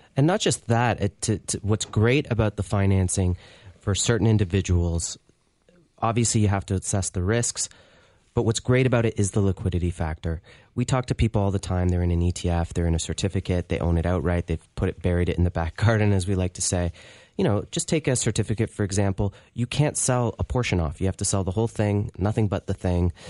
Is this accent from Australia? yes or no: no; Canada; being in Canada